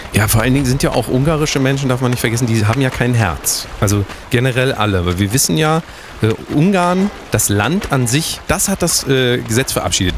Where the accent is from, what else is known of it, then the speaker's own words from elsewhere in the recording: Germany; das ist Deutschland, äh, wir sind, wir sind Deutsche.